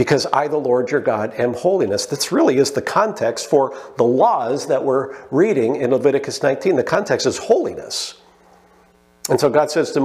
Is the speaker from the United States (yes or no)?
no; Canada; I love being Canadian. I wouldn't want to live anywhere else.